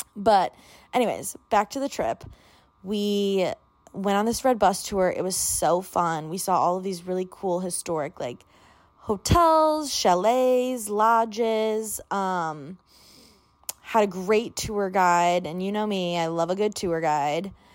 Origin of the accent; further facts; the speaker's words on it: Illinois, United States; moved away as an adult; now in Washington, D.C., United States; I grew up in Illinois, which is very flat.